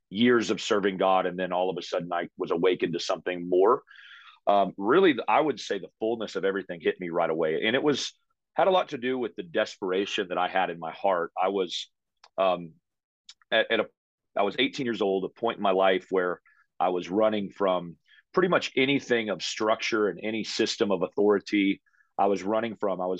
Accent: United States; now in Canada; I'm an American.

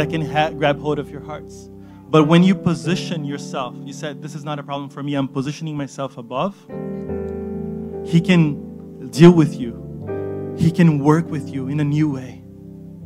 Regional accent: Brazil; moved away; I come from Brazil

